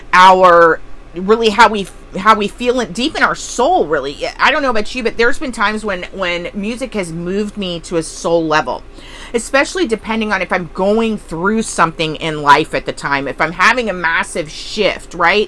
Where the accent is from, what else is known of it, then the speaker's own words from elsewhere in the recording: Texas, United States; I was a military brat, but I did a lot of growing up in Texas